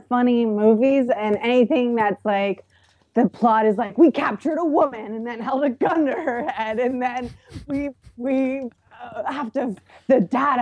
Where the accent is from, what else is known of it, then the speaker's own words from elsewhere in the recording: Tampa, Florida, United States; I'm from Tampa